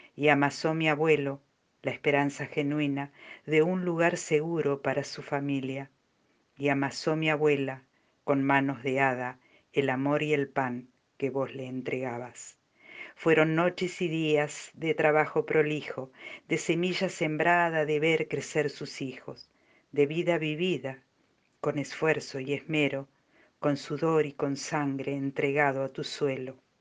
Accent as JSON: {"language": "Spanish", "town": "Villa Maza", "region": "Buenos Aires", "country": "Argentina", "tie": "born or raised there", "said": "la tierra que me vio nacer"}